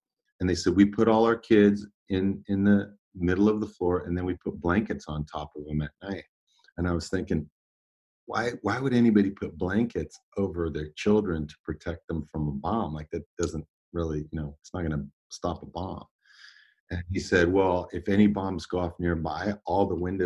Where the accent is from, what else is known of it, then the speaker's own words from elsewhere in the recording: Davis, California, United States; also born or lived in Oakland, California; I was born in Oakland, but I grew up in Davis, California, and it's a small university town